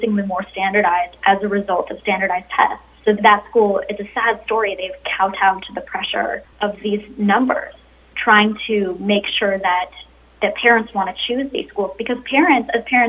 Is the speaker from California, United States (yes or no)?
no; Arizona, United States; my home state of Arizona